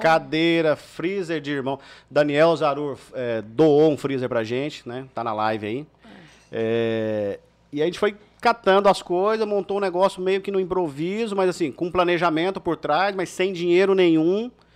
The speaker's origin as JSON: {"language": "Portuguese", "town": "Anápolis", "region": "Goiás", "country": "Brazil", "moved": "yes", "said": "eu sou goiano, né? Tenho raízes sertanejas"}